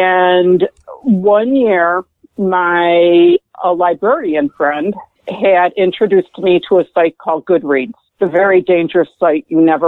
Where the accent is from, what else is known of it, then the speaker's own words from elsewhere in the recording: Chicago, Illinois, United States; moved away as an adult; also born or lived in Burlington, Illinois; now in Texas, United States; Born and bred in Chicago. Born and bred. Cool. South side. Then pretty much lived in the Chicago area for the first 47 years of my life.